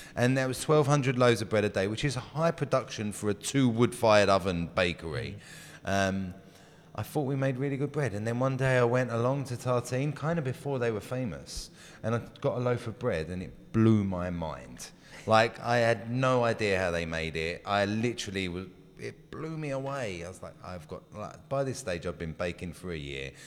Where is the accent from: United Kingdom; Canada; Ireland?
United Kingdom; England; moved away as an adult; also born or lived in London; now in California, United States; I'm English. I lived in England for most of my life till my late twenties